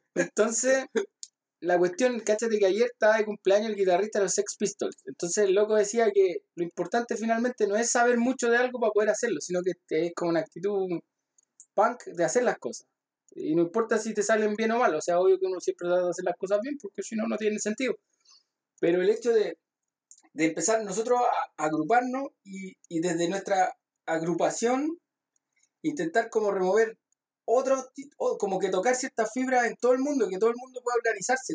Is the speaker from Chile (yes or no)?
yes; Lo Barnechea, Santiago Metropolitan Region, Chile; Nosotros somos de Barnechea, entonces Barnechea es una de las comunas más fascistas yo creo que hay en Chile